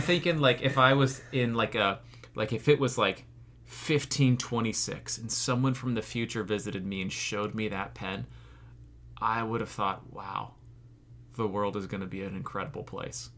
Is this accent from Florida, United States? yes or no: yes; Florida, United States; I'm from Florida